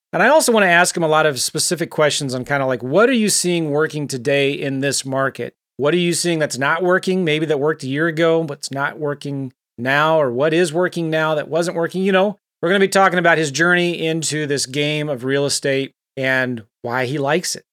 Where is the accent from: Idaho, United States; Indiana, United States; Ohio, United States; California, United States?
California, United States; San Diego; I grew up in San Diego